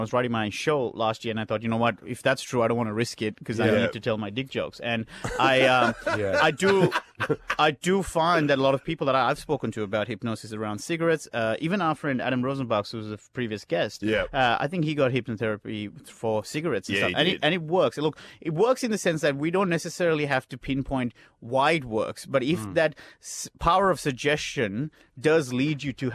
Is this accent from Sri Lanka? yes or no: yes; Sri Lanka; I'm from Sri Lanka